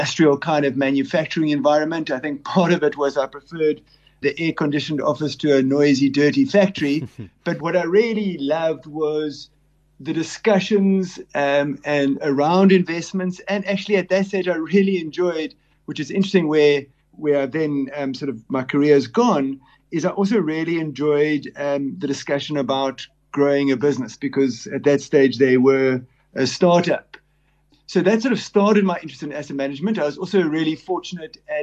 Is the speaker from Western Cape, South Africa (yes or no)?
yes; Cape Town, Western Cape, South Africa; I'm a Cape Town born and bred